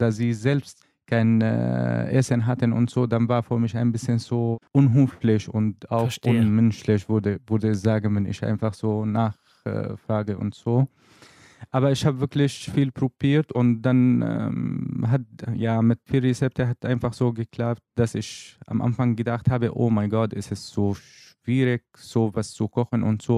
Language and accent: German; Syria; German is a second language; moved away as an adult; now in Germany; was ich in Syrien, in meinem Heimat einfach hm, mhm. erlebt habe